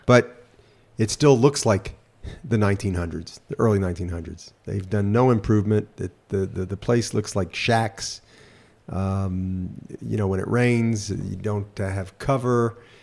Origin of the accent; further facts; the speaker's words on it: United States; moved away as an adult; also born or lived in Memphis, Tennessee; now in Israel; born in America, growing up in America